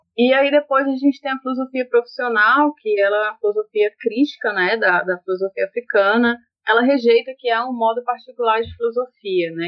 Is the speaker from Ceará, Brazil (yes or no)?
yes; Ceará, Brazil; also born or lived in Bahia; voltei, né, para minha terra de fato